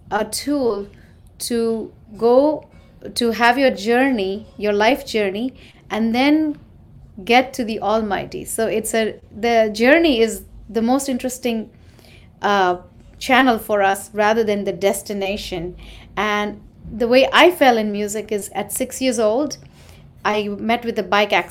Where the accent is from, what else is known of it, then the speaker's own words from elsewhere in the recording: Mumbai, Maharashtra, India; moved away as an adult; now in New York, United States; I'm an Indian. I grew up in India and was raised there in Mumbai, a city.